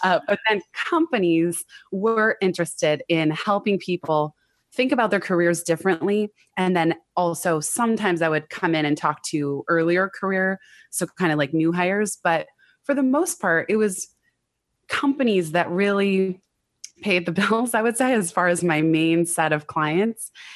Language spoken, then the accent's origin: English; Silicon Valley, California, United States; I grew up in Silicon Valley